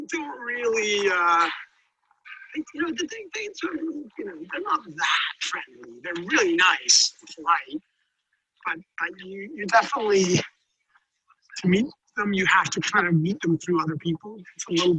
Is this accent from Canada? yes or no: no; Denmark; accent: twangy; moved away as an adult; also born or lived in Copenhagen, Denmark; now in United States; I grew up in Denmark like in the 80s, 70s and 80s.